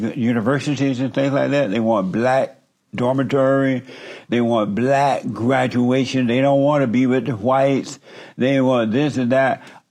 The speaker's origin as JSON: {"language": "English", "region": "Alabama", "country": "United States", "tie": "born or raised there", "said": "I grew up in Alabama on a plantation."}